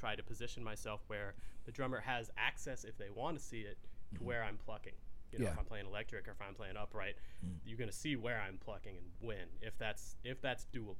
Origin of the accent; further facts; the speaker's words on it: Fort Worth, Texas, United States; moved away; But I grew up in Fort Worth in Texas